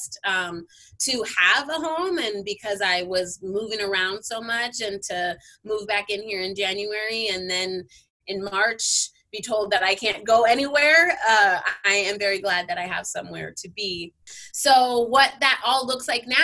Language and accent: English; Southern California, United States; also born or lived in San Francisco; I am born and raised in Southern California